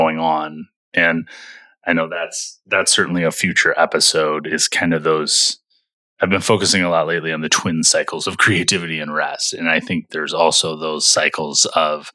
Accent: Michigan, United States; we grew up in Michigan together

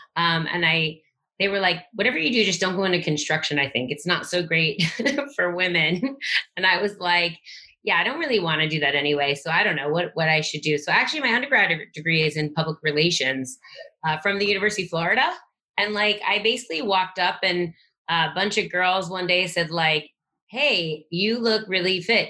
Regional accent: Long Island, New York, United States; moved away; also born or lived in New Jersey; I grew up in Long Island, New York, until I was about twelve, and then I moved around a lot

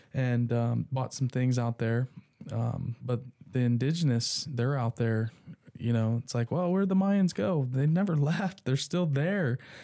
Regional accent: Dayton, Ohio, United States; I was born in Dayton

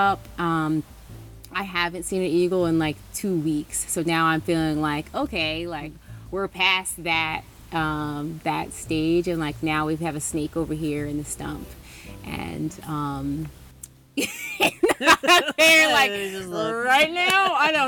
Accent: West Chester, Pennsylvania, United States; also born or lived in Philadelphia, Pennsylvania / Claymont, Delaware / New Jersey; now in Peaks Island, United States; I'm originally from Westchester, Pennsylvania

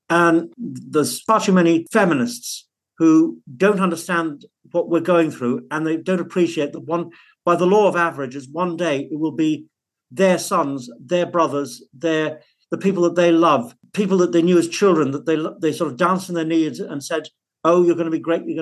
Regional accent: Liverpool, North West England, United Kingdom; born there; also born or lived in Cumbria; now in Manchester, United Kingdom; Well, actually, I was born in Liverpool, so that's a little bit quiet.

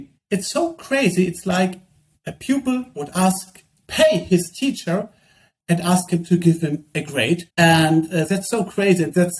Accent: Germany; we come from Germany

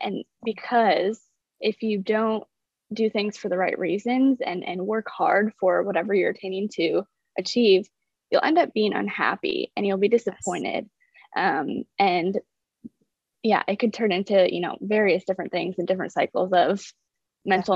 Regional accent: South Dakota, United States; moved away; I'm originally from South Dakota.

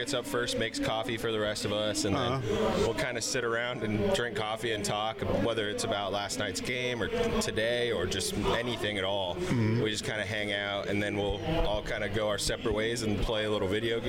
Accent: Arizona, United States; growing up in Arizona

